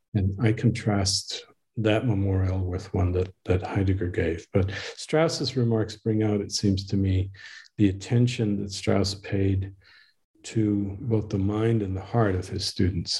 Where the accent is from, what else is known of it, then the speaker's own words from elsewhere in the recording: Northeast, United States; now in Waco, United States; I was raised in the Northeast